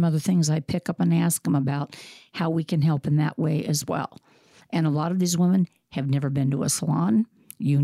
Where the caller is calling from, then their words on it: Des Moines, Iowa, United States; I'm calling from Des Moines, Iowa.